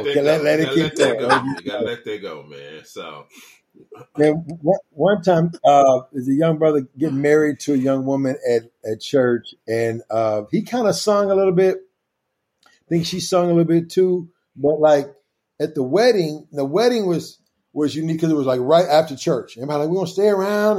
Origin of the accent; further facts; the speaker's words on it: Kansas City, United States; the church where I grew up at in Kansas City